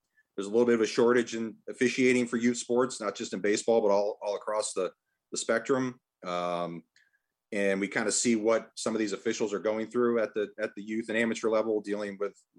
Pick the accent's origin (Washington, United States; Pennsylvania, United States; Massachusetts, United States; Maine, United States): Massachusetts, United States; growing up in Massachusetts